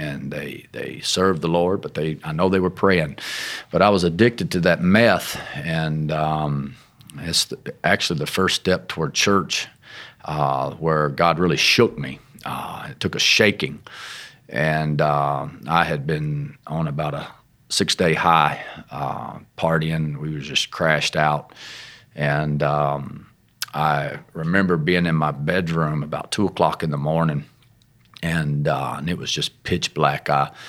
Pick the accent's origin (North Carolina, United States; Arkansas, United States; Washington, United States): Arkansas, United States; Well, I come from Arkansas, which you can tell, but my family has a lot of Pentecostal roots. As a child, very young, my dad was a apostolic minister, pastor, matter of fact, in a small work down in Lake Village, Arkansas.